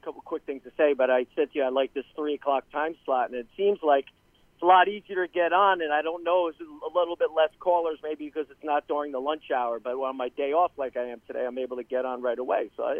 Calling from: Tampa, Florida, United States; Hey, John. … from Tampa.

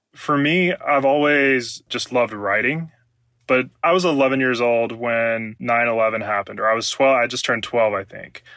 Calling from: Columbia, Mississippi, United States; I'm calling from Columbia, Mississippi

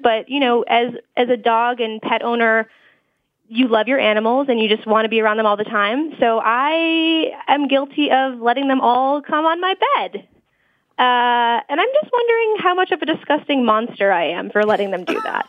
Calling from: New York, United States; I'm calling live from New York.

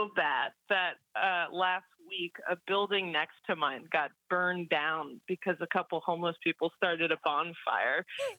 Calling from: Venice, California, United States; I'm currently in Venice, California.

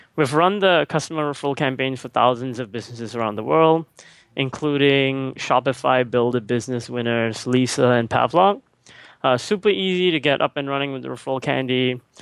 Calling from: Singapore; I'm calling right now from Singapore.

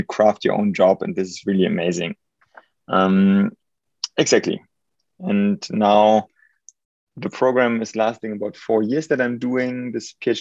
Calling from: Munich, Bavaria, Germany; also born or lived in United Kingdom; I'm calling in from Munich, Germany

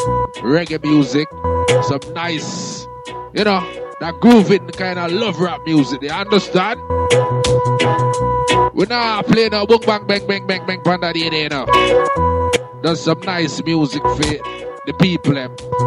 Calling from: London, United Kingdom; Big up to all my listeners, I'm cracking from London right about it.

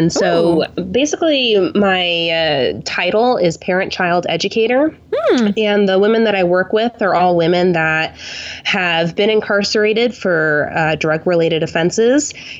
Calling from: Tulsa, Oklahoma, United States; I am calling from Tulsa, Oklahoma.

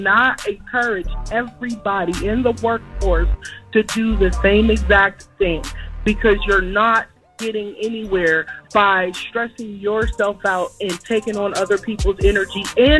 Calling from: Pittsburgh, Pennsylvania, United States

